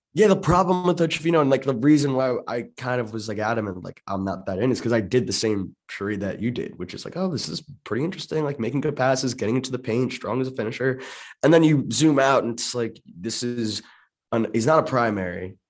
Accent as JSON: {"language": "English", "region": "Maryland suburbs", "country": "United States", "tie": "born or raised there", "said": "I grew up in the Maryland, in Maryland suburbs"}